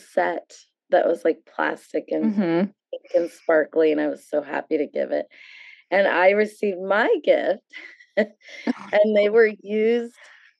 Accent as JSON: {"language": "English", "town": "South San Francisco", "region": "California", "country": "United States", "tie": "born or raised there", "said": "my neighborhood friends who I grew up with in South City were in Uncle Alex's class at St. Veronica's for 8 years."}